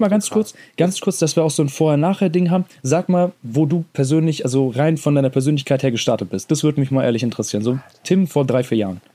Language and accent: German; Hesse, Germany; accent: Hessian; so vor Ort rede ich auch mal in meinem Dialekt